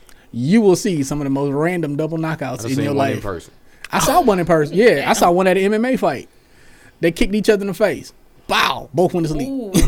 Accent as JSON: {"language": "English", "region": "Louisiana", "country": "United States", "said": "I'm from Louisiana."}